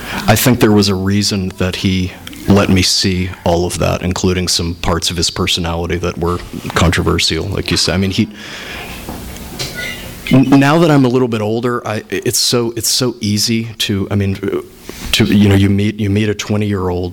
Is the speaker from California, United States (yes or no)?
no; Indiana, United States; growing up in Indiana